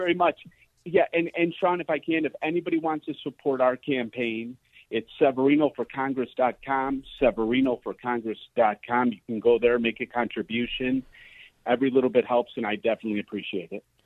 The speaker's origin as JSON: {"language": "English", "town": "Cicero", "region": "Illinois", "country": "United States", "tie": "born or raised there", "said": "growing up in Cicero, literally fighting every day of my life"}